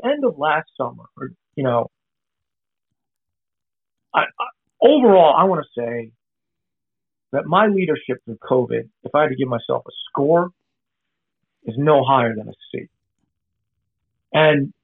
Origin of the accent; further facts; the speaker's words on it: the North, Northern United States, United States; I'm a Yankee, so I grew up in the North anyway